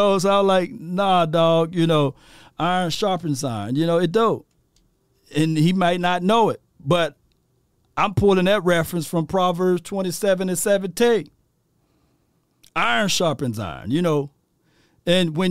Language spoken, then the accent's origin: English; Natchez, Mississippi, United States; I'm from Mississippi, Natchez, Mississippi, population of 25,000